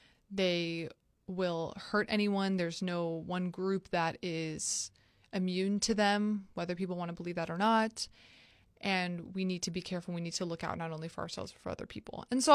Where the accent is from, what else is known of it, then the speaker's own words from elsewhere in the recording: Tampa, Florida, United States; I'm from Tampa